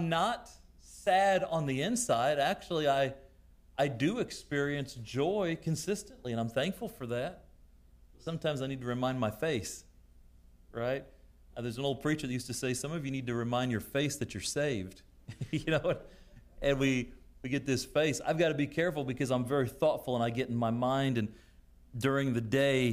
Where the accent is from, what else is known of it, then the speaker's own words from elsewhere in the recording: United States; as American Christians